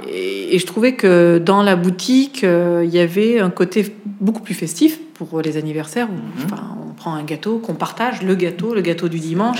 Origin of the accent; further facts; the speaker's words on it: Auvergne-Rhône-Alpes, France; now in Paris, France; j'ai commencé par la cuisine en, Auvergne, puisque je suis auvergnate